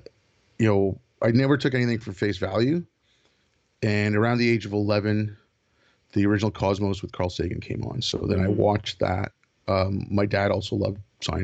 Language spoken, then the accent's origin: English; Montreal, Quebec, Canada; also born or lived in India; I grew up in Canada. I grew up in Montreal. I was born in India. My family moved to Montreal when I was six.